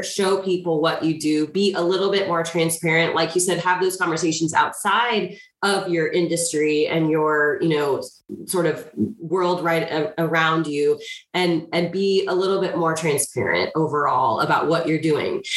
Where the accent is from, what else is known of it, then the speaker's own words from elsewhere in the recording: Marion, Illinois, United States; I grew up in a small town in Southern Illinois. I grew up in Marion